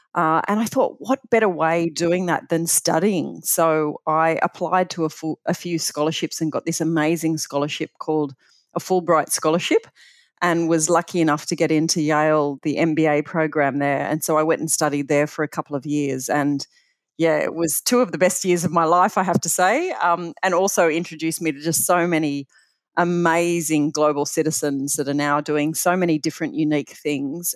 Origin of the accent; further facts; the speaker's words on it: Bathurst, New South Wales, Australia; growing up in Bathurst was just, uh, phenomenal